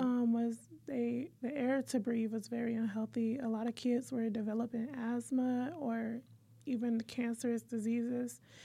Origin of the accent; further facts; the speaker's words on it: Detroit, Michigan, United States; we're from Detroit